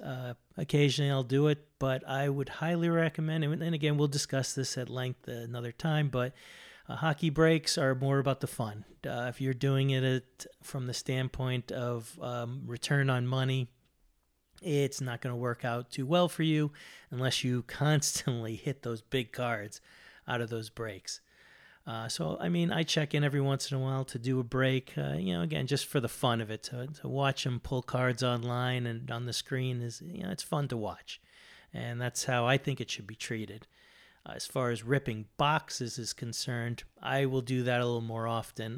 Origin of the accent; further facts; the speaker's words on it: Boston, Massachusetts, United States; moved away; I'm from Boston originally. uh, since moved.